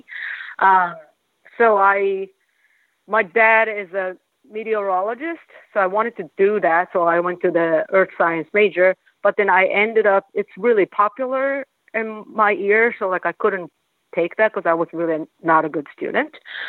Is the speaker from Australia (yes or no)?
no; Kobe, Hyogo, Japan; English is a second language; moved away as an adult; also born or lived in Kyoto; now in New York, United States; I grew up in Kobe